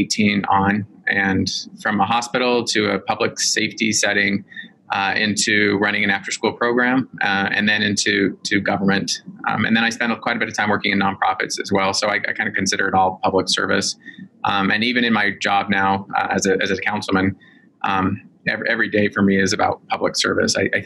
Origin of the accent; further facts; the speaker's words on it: Salt Lake City, Utah, United States; I grew up in Salt Lake City, Utah